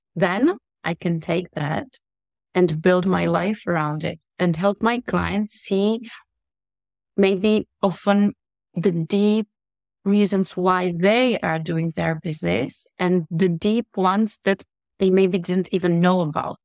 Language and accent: English; Italy; also born or lived in Russia; now in Czech Republic; I'm from Czech Republic. I've been in business for my entire life because I grew up in Italy. I'm half Russian. I live in Czech Republic.